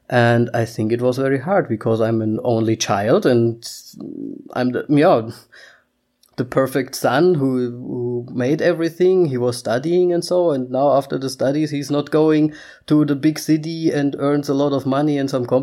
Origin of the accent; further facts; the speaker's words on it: Austria; English is a second language; I mean, we can we come from Austria. That would be something completely else. I would be happy, like yay Austria.